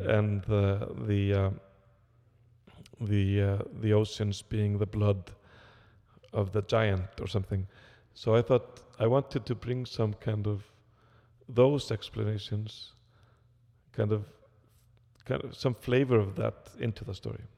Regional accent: Iceland; I come from Iceland

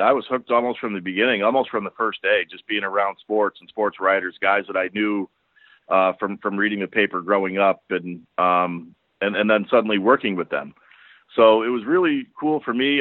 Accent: Buffalo, New York, United States; moved away as an adult; also born or lived in Albany / Harrisburg, Pennsylvania / Philadelphia; as a young kid growing up in Buffalo

